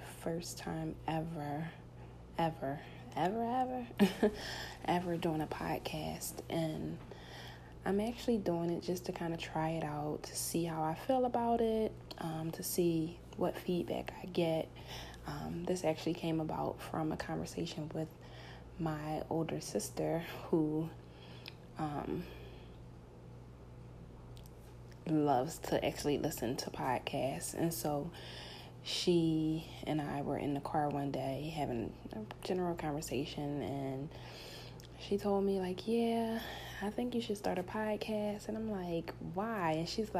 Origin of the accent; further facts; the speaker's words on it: Philadelphia, Pennsylvania, United States; born and raised in Philadelphia, specifically North Philadelphia. Yes, North Philly, born and raised.